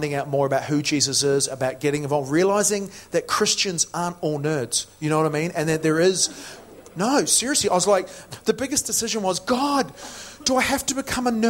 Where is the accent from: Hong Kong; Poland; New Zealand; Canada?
New Zealand; moved away as an adult; also born or lived in Matamata (Hobbiton), New Zealand; now in United Kingdom; I'm originally from New Zealand.